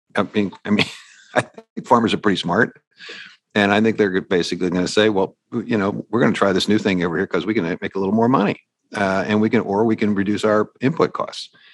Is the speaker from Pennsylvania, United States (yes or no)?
yes; Pittsburgh, Pennsylvania, United States; I'm from Pittsburgh